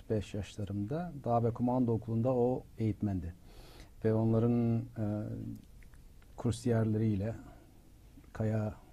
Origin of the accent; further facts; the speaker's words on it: Turkey; moved away; hayır ben hala kendimi e, bir Türk olarak düşünürüm. E, Türkiye'yi temsil ettiğim düşüncesindeyimdir. Çünkü herkes benim Türk olduğumu biliyor.